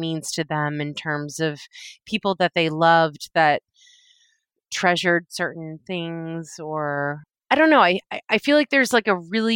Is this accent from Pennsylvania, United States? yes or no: no; Sudbury, Massachusetts, United States; now in New York, United States; I am from Massachusetts